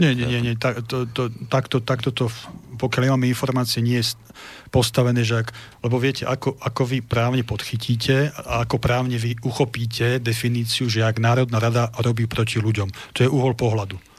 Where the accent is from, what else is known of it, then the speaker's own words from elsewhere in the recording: Slovakia; ja som v prvom rade Slovák, potom Slovan